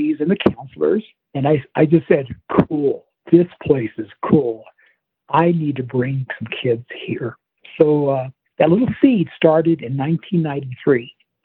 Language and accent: English; southwestern Colorado, United States; growing up in southwestern Colorado on a ranch and farm